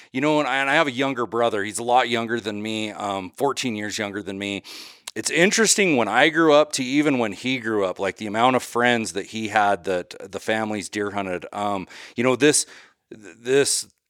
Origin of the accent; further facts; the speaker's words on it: Idaho, United States; my home state of Idaho, how much longer we'll have general season hunting where you can just go to the gas station and buy a tag and go.